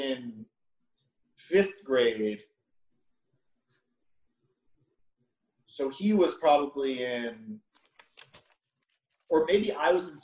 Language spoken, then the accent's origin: English; Long Island, New York, United States; I'm from Long Island, so like I live a mile away from the North Shore